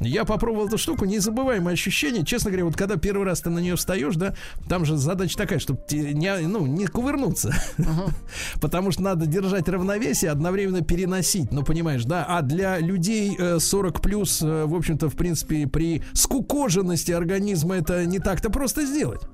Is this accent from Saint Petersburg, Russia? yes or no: yes; Saint Petersburg, Russia; в Питере, конечно, с мо-, с летом всегда была проблема, особенно в моем детстве.